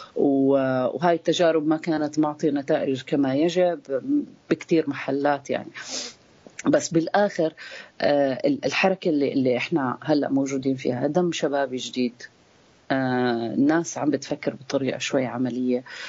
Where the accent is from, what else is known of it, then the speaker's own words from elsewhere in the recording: Palestine; أنا حدا فلسطيني